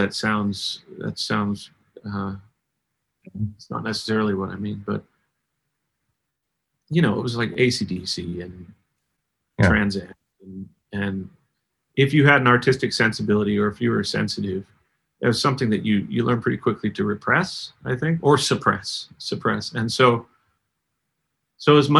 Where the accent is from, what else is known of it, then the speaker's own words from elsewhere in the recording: Canada; I'm Canadian